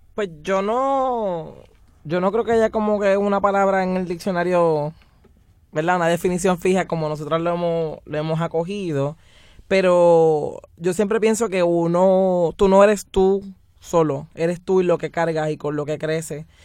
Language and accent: Spanish; San Juan, Puerto Rico; yo vengo de la península de Cantera. Y la península de Cantera es una comunidad que hace yo creo que desde antes de que yo naciera, eh, ha estado luchando